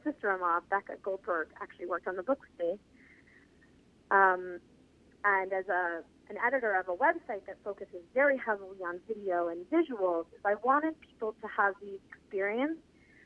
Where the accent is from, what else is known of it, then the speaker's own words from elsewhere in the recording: New York, United States; as a New Yorker